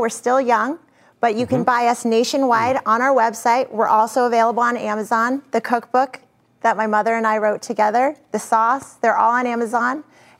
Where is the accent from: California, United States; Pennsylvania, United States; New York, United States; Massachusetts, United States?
Massachusetts, United States; Weston; Weston, Mass., my hometown.